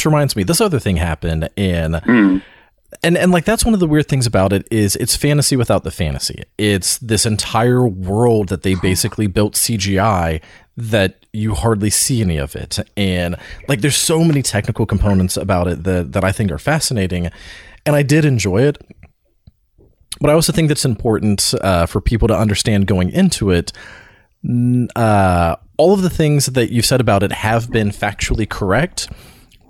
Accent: Florida, United States; I grew up in Florida

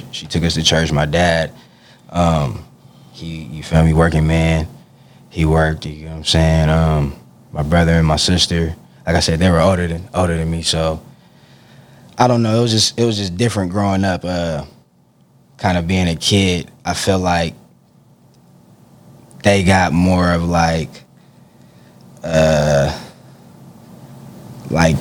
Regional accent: Stockton, California, United States; Growing up in Stockton

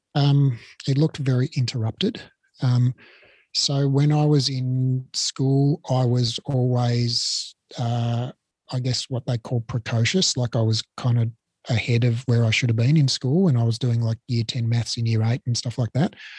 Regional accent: Melbourne, Victoria, Australia; moved away as an adult; also born or lived in Sydney; I grew up in Melbourne, uh, just a totally nondescript suburban upbringing in Blackburn

